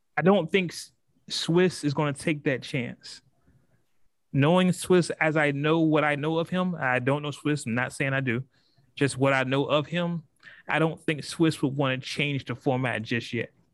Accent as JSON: {"language": "English", "region": "West Coast", "country": "United States", "said": "I'm from the West Coast, and when you call somebody out, you call somebody out"}